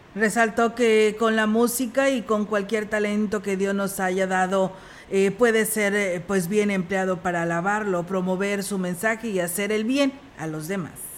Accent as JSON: {"language": "Spanish", "country": "Mexico", "said": "como mexicanos que somos"}